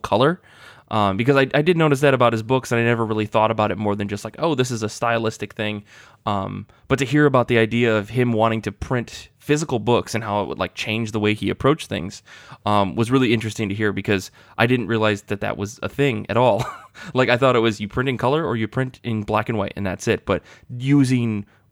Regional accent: Midwest America, United States; growing up in Midwest America

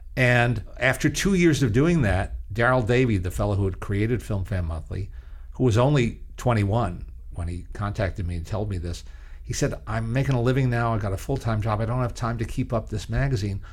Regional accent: Teaneck, New Jersey, United States; now in Los Angeles, United States; my local library, which is just a few blocks away in my hometown in Teaneck, New Jersey.

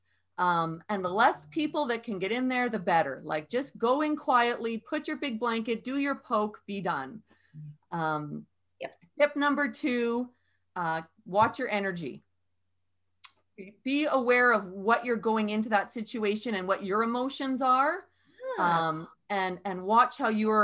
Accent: Canada; we're Canadian

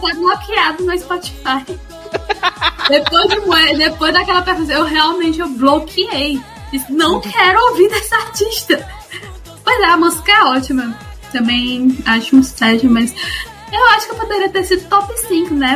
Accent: Ceará, Brazil; born or raised there

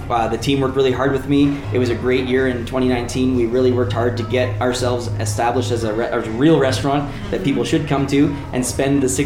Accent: Waterloo, Ontario, Canada; I'm originally from Ontario in Canada, uh, in, a, in a town called Waterloo. It's about an hour from Toronto, so most of your listeners probably know Toronto. So I'm about an hour from there.

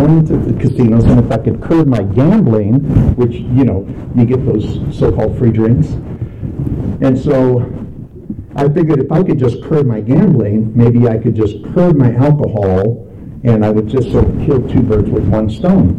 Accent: Los Angeles, California, United States; moved away; also born or lived in Salt Lake City; I grew up in Southern California in downtown Los Angeles

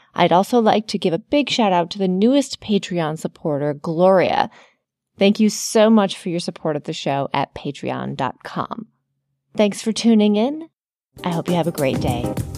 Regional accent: United States; I've been so ingrained as an American

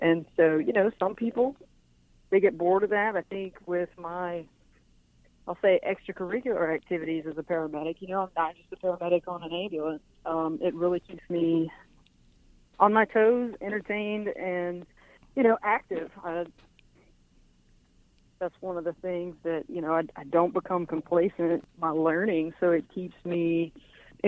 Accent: Arkansas, United States; moved away as an adult; now in Baton Rouge, United States; I was born and raised in Arkansas.

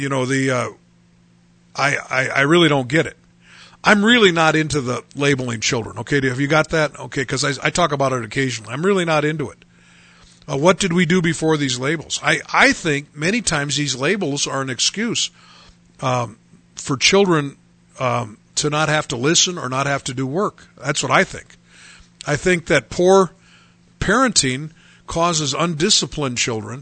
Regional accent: United States; as Americans

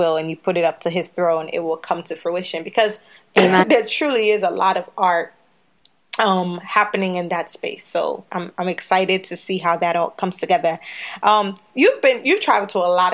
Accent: Sierra Leone; moved away; we're from Sierra Leone originally

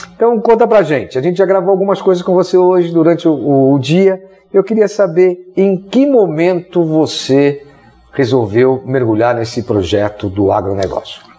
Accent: São Paulo, Brazil; eu sou de São Paulo, nossa equipe toda é de São Paulo

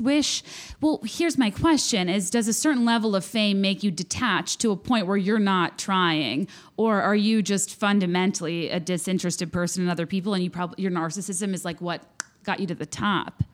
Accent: Virginia, United States; I'm from Virginia, went to Cotillion

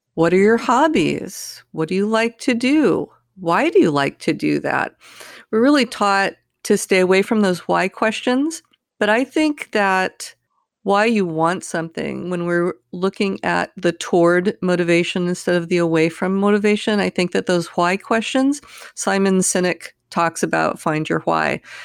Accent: California, United States; I grew up in California

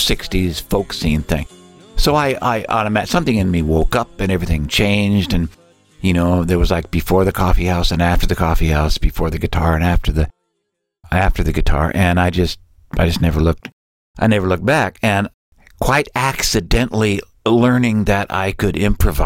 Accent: California, United States; I'm from California. I was born in 1949.

